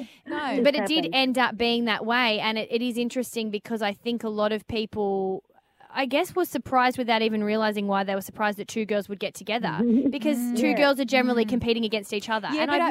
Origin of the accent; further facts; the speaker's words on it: Melbourne, Victoria, Australia; We're both from Melbourne.